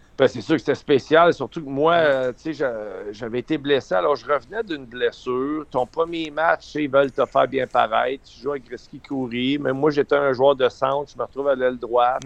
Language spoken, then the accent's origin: French; Eastern Townships, Quebec, Canada; j'ai grandi dans un canton de l'Est.